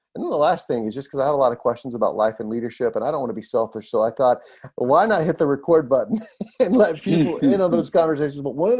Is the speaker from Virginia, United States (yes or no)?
no; Smyrna, Georgia, United States; my hometown, because I'm originally from that area, Cobb County, specifically Smyrna, Georgia.